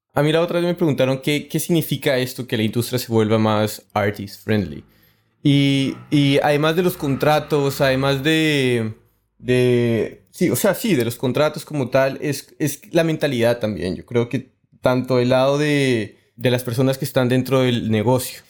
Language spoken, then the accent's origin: Spanish; Colombia; Yo que soy colombiano